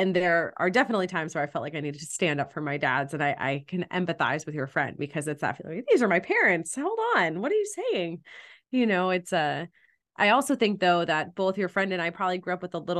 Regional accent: Malibu, California, United States; now in Los Angeles, United States; I grew up in Malibu, California.

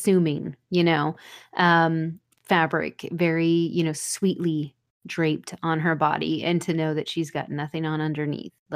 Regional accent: the South, United States; I'm from the South

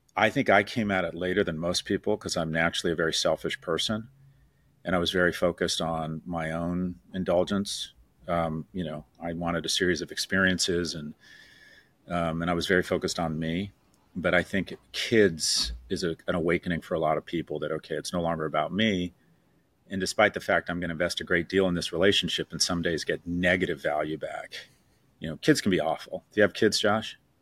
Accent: California, United States; I was born in the Ca-, California in the sixties

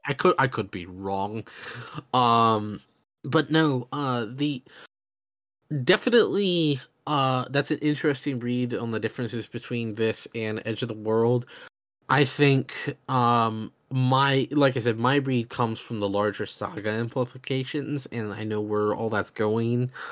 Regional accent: the American South, United States; I grew up in the South where there's even bigger gun culture.

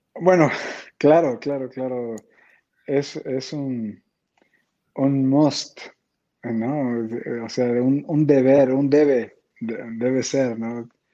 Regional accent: San Cristóbal de las Casas, Chiapas, Mexico; moved away; also born or lived in Tijuana; yo crecí en San Cristóbal

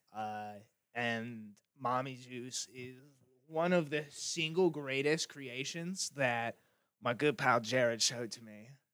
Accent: Idaho, United States; moved away; also born or lived in Seattle; I was from Idaho

